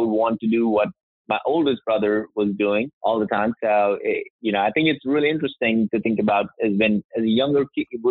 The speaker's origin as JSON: {"language": "English", "country": "India", "tie": "born or raised there", "also_born_or_lived": "Alabama, United States", "moved": "yes", "lives_now": "Alpharetta, United States", "said": "I grew up in India."}